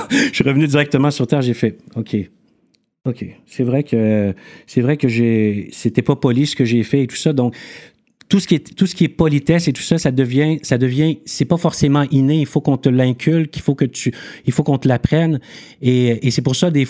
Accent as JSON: {"language": "French", "town": "Montreal", "region": "Quebec", "country": "Canada", "tie": "born or raised there", "also_born_or_lived": "Yaoundé, Cameroon", "said": "Je suis né à, je suis né à Yaoundé, {S1} qui est la capitale du Cameroun. Mhm. {S3} À l'âge de deux ans, j'ai déménagé à Montréal-Nord avec mes parents."}